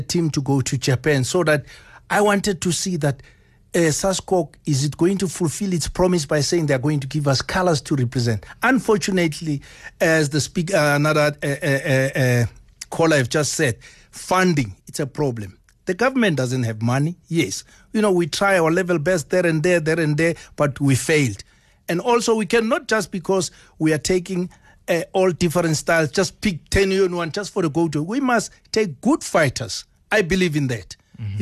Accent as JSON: {"language": "English", "country": "South Africa", "said": "I'm coming from South Africa"}